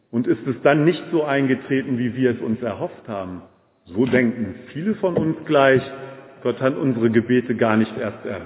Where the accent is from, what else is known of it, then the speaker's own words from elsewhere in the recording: Braunschweig, Lower Saxony, Germany; Ich bin ja in Braunschweig groß geworden, damals gab es noch Hertie.